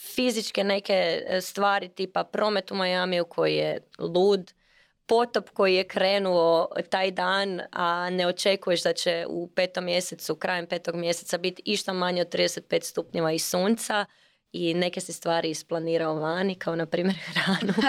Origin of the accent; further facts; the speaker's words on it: Croatia; kod nas u Hrvatskoj